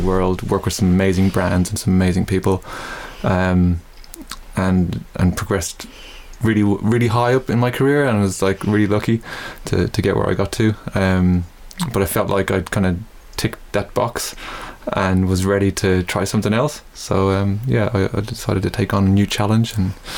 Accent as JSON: {"language": "English", "town": "Dublin", "region": "Leinster", "country": "Ireland", "tie": "born or raised there", "moved": "as an adult", "lives_now": "Melbourne, Australia", "said": "I grew up in Dublin, started music when I was about 8"}